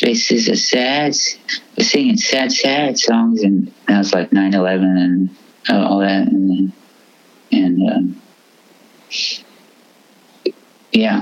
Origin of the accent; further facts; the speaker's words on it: Fresno, California, United States; also born or lived in North Sydney, Australia / Philippines / San Luis Obispo, California; I was moving back from Philippines to Australia and then moved to Fresno